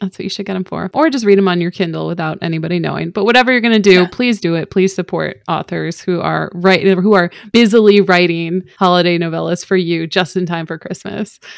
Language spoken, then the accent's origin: English; Chicago suburbs, Illinois, United States; I'm from the Chicago Burbs